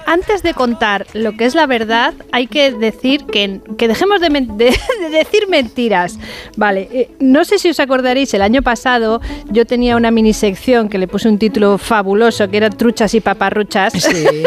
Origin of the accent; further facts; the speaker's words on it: Bilbao, Basque Country, Spain; also born or lived in León; Yo que soy de Bilbao